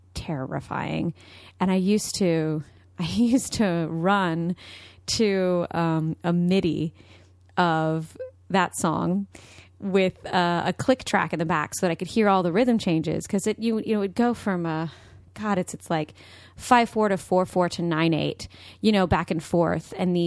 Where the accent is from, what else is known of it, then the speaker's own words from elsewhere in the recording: Austin, Texas, United States; I'm from Austin, Texas.